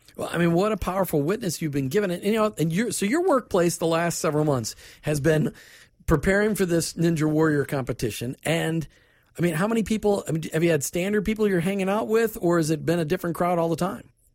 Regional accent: Minnesota, United States; I grew up in Minnesota

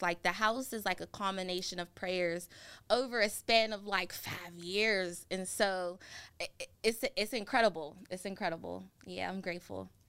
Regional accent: McKeesport, Pennsylvania, United States; I grew up in McKeesport, a little bit outside of the city of Pittsburgh.

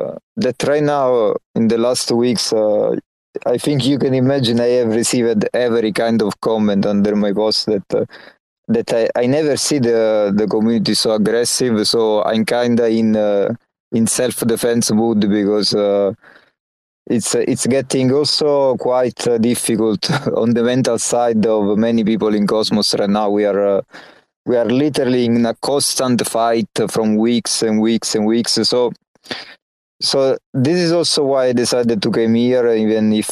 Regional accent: Naples, Campania, Italy; accent: Naples; English is a second language; I actually have a pretty strong Naples accent when I speak Italian

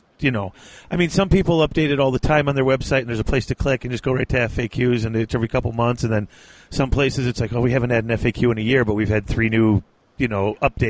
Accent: Illinois, United States; I'm from Illinois

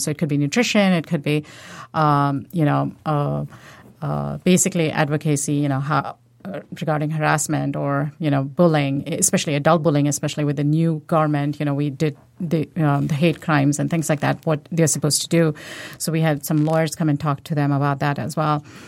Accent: India; now in United States; I'm from India, um, originally.

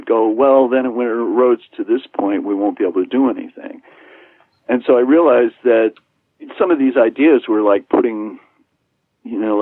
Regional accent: New York, United States; moved away as an adult; now in Martha's Vineyard, United States; I'm a New Yorker

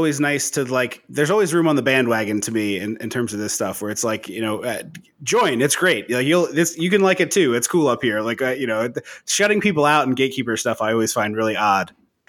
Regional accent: outside Philadelphia, Pennsylvania, United States; growing up outside Philadelphia, I love hockey. I'm a Flyers fan.

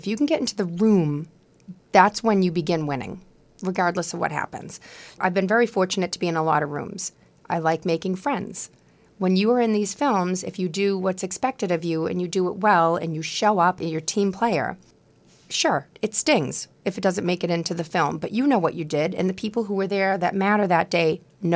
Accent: Quincy, Massachusetts, United States; accent: Boston; My friends that I grew up with in Quincy

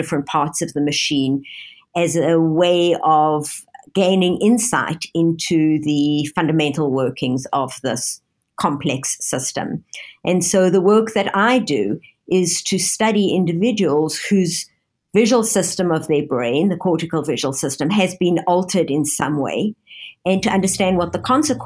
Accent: Johannesburg, Gauteng, South Africa; moved away as an adult; also born or lived in London, United Kingdom / Toronto, Canada; now in Pittsburgh, United States; I grew up in Johannesburg, South Africa

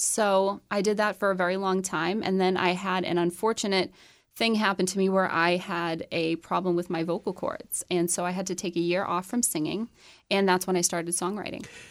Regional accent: Chelmsford, Massachusetts, United States; moved away as an adult; now in Nashville, United States; I grew up in Chelmsford, Massachusetts

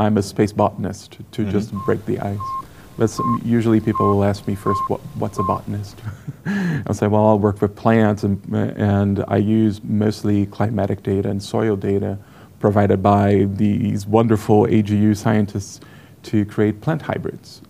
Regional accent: Brazil; English is a second language; moved away as an adult; now in United States; I was from Brazil

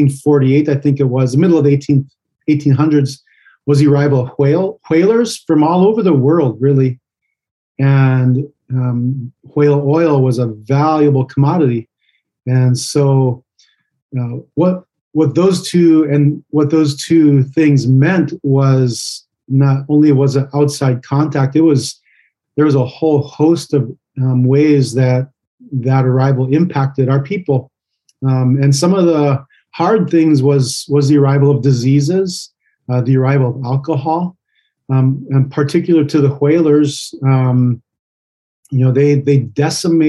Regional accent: Unalakleet, Alaska, United States; my hometown in Unalakleet

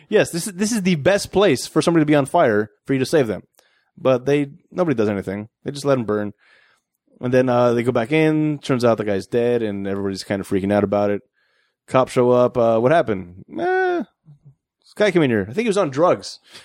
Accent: United States; moved away; my home country

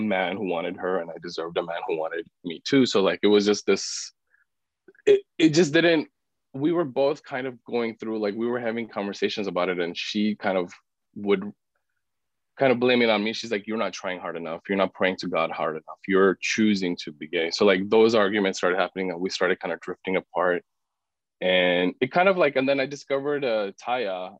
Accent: Pakistan; moved away; I'm from Pakistan originally. So I was born and raised in a very conservative Muslim family

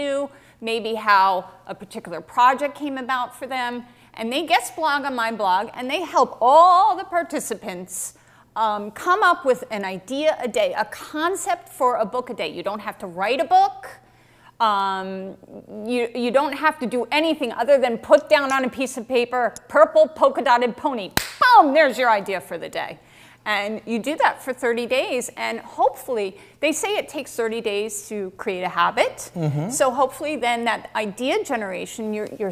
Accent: West Orange, New Jersey, United States; growing up in Jersey, I was very much a bookish girl

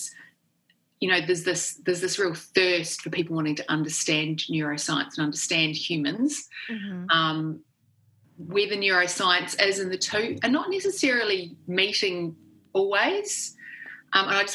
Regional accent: New Zealand; accent: Kiwi; moved away as an adult; also born or lived in Oxford, United Kingdom; I grew up in New Zealand, which is one of the best countries in the world to grow up

